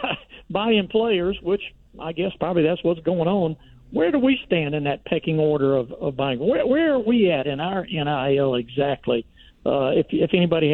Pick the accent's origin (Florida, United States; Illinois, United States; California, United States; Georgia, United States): Georgia, United States; I'm born and raised in Georgia and spent a good bit of time in Athens